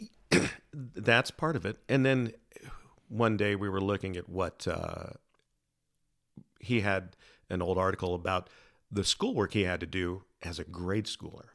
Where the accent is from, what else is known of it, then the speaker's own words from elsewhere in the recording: Salem, Oregon, United States; also born or lived in San Diego; primarily grew up in, in Salem